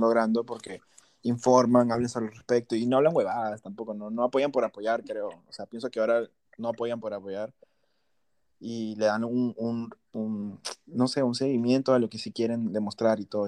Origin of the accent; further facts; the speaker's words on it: Peru; moved away; Soy de Perú